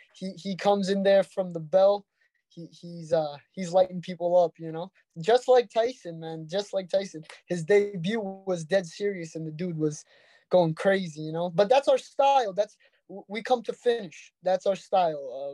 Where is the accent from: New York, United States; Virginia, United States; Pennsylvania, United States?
New York, United States; Brooklyn; We're from Brooklyn